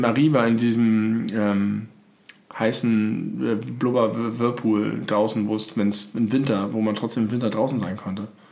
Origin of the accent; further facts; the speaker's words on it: Hamburg, Germany; bei mir in meiner Heimatstadt